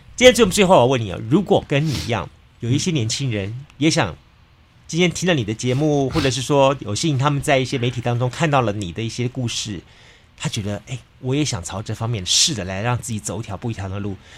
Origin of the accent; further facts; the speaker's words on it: Taiwan; 那台湾我们长期以来自称是一个美食的一个国国王国，